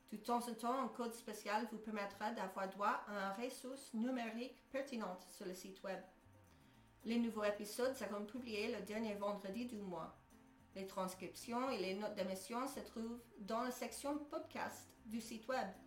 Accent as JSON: {"language": "French", "country": "United States", "second_language": "French", "moved": "as an adult", "lives_now": "Belgium", "said": "Je suis américaine. Je sais, c'est étonnant, hein? mais j'ai émigré en Belgique en 2010"}